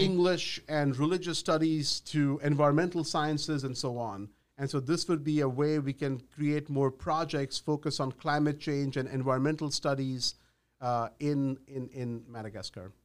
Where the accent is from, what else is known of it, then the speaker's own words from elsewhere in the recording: India; moved away as an adult; also born or lived in Ahmedabad, India / Mumbai, India; now in United States; I was born in Ahmedabad, just a short hop from Mumbai, but I grew up in India.